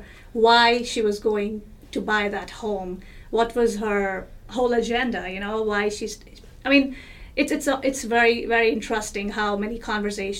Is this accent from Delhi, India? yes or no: yes; New Delhi, Delhi, India; moved away; I was born in New Delhi, India, and there's a lot of culture, there's a lot of values that I hold with myself from my country